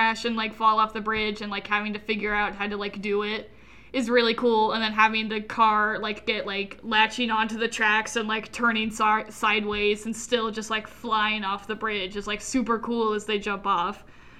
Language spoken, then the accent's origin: English; Russia; all Russian because we're from Russia.